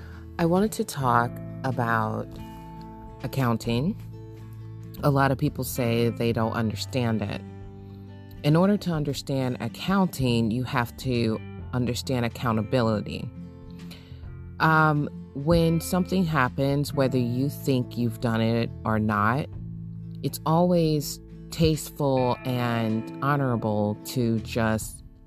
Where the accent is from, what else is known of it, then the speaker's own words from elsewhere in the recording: California, United States; also born or lived in Michigan; I was born in Michigan, raised in California, and I came back to Michigan